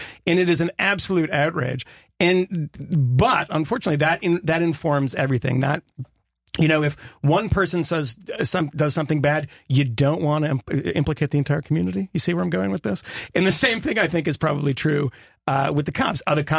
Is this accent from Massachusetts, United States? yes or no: yes; Concord, Massachusetts, United States; First of all, I'm from Concord, Massachusetts.